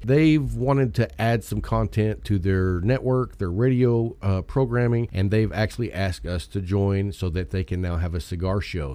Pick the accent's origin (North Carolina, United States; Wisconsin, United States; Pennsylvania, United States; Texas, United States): Texas, United States; I'm from Texas and we like our personal rights